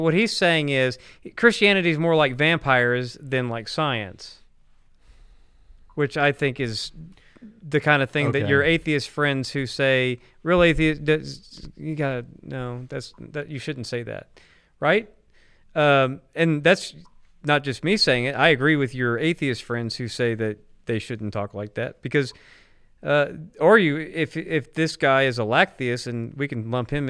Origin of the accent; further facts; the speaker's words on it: the South, United States; I'm from the South.